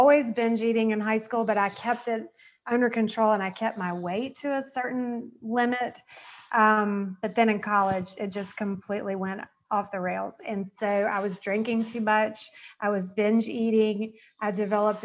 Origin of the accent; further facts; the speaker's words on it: Georgia, United States; I grew up in the South. I'm from Georgia